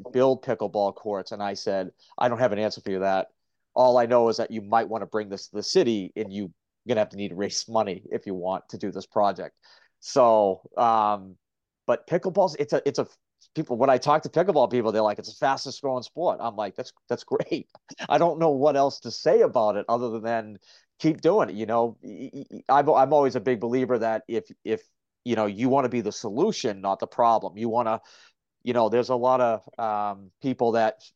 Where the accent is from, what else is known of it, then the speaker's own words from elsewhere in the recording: Gloucester, Massachusetts, United States; my hometown of Gloucester, Mass